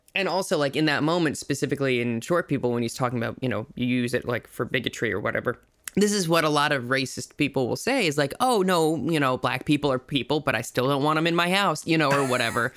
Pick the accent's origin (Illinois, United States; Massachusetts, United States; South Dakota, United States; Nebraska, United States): South Dakota, United States; I grew up in South Dakota